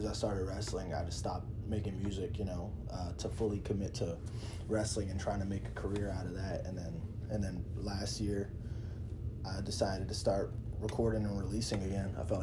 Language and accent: English; Alexandria, Virginia, United States; moved away as an adult; now in Las Vegas, United States; Where I grew up specifically, like Alexandria, there's a lot of Hispanic people